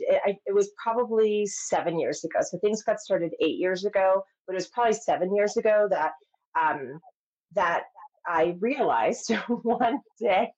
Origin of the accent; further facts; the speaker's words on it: New York, United States; I'm from New York